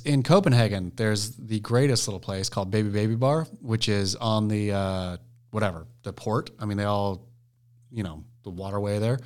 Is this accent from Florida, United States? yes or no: no; Oregon, United States; growing up in Oregon